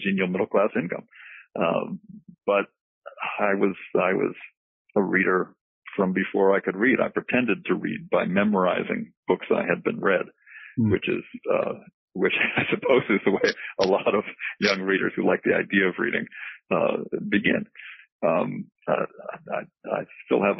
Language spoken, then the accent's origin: English; Boston, Massachusetts, United States; also born or lived in England; now in Gainesville, United States; I was born in Boston in 1950